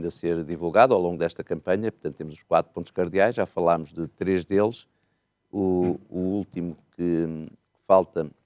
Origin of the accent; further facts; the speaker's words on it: Miranda do Douro, Norte, Portugal; eu sou de uma terra do mais recôndito que há. Sou mirandês, Miranda do Douro. Uhum. Portanto, a minha língua oficial é mirandês, não é português. Mas eu sempre falei português